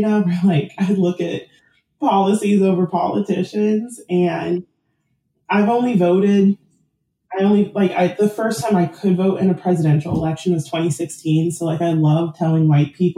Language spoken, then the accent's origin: English; San Diego, California, United States; I grew up in San Diego, which is a purple city